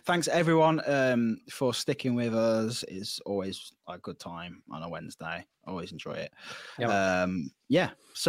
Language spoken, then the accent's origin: English; Midlands, United Kingdom; But I'm from the Midlands, so I say buzz.